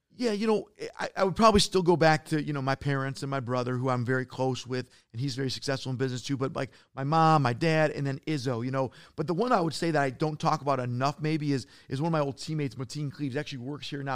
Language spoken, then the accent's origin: English; Detroit, Michigan, United States; I'm from Detroit